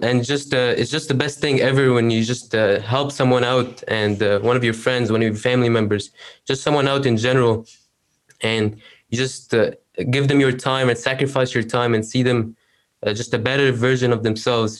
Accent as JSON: {"language": "English", "country": "Egypt", "moved": "yes", "lives_now": "Canada", "said": "I'm from Egypt. I live in Canada"}